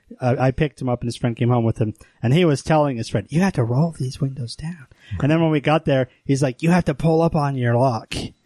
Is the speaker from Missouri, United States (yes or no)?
no; Pocatello, Idaho, United States; When I was a kid in Pocatello